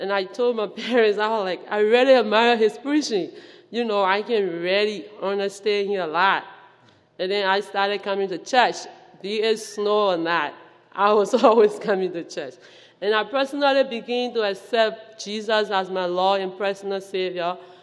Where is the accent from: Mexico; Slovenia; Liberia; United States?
Liberia; moved away; from West Africa, to be precise, Liberia